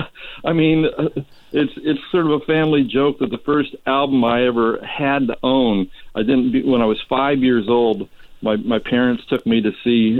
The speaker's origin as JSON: {"language": "English", "town": "Whittier", "region": "California", "country": "United States", "tie": "born or raised there", "also_born_or_lived": "San Francisco", "lives_now": "Palm Springs, United States", "said": "I grew up in Whittier, and I went to a school"}